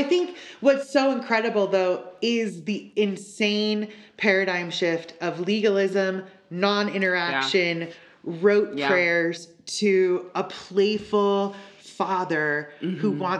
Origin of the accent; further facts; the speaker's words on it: Southern California, United States; I was raised in Southern California